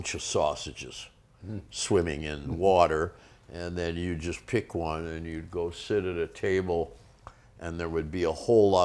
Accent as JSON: {"language": "English", "town": "Detroit", "region": "Michigan", "country": "United States", "tie": "born or raised there", "also_born_or_lived": "London / Los Angeles / Berlin", "moved": "as an adult", "said": "I'm from Detroit"}